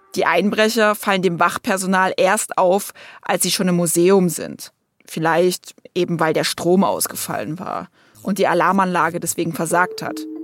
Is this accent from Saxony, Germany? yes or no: yes; near Dresden, Saxony, Germany; ich bin selbst eine Sächsin, aufgewachsen in der Nähe von Dresden